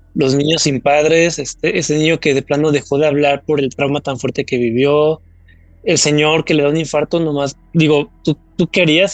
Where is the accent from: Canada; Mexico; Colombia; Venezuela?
Mexico; los mexicanos